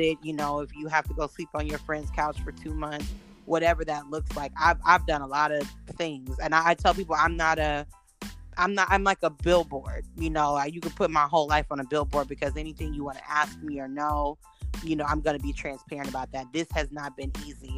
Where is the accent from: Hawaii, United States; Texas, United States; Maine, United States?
Texas, United States; Houston; we're both black, we're from Houston.